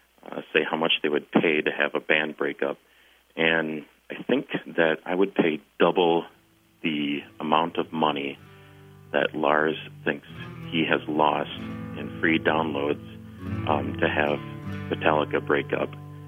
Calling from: Madison, Wisconsin, United States; I'm calling from the Madison, Wisconsin area.

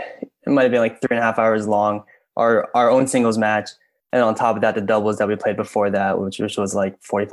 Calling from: Jericho, New York, United States; I'm calling from Jericho, Long Island, New York, like 3.5 hours away from Cambridge.

